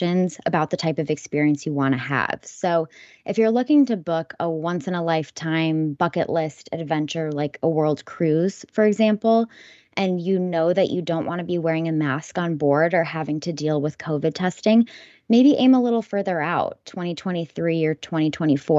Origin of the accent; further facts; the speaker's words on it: California, United States; explored California, my home state.